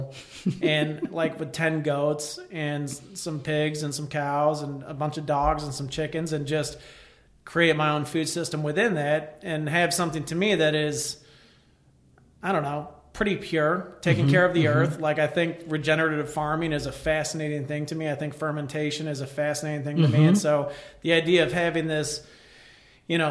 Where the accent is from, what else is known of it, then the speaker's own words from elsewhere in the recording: Elsah, Illinois, United States; I grew up in Elsa, Illinois, you know, we were surrounded by woods